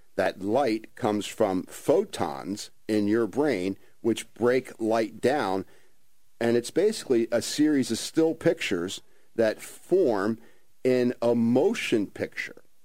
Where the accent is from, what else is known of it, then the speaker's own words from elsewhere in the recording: Ventnor City, New Jersey, United States; born and raised in Ventnor